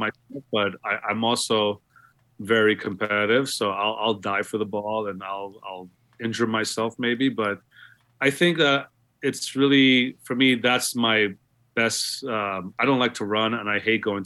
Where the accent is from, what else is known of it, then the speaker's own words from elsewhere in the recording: New York City, New York, United States; also born or lived in Guyana; growing up in Queens